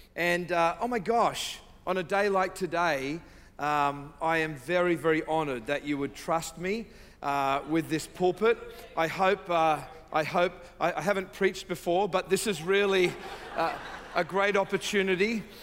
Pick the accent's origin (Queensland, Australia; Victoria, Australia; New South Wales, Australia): New South Wales, Australia; Sydney; I say from South, the deep South, uh, Sydney, Australia, uh, where my wife and I reside sometimes.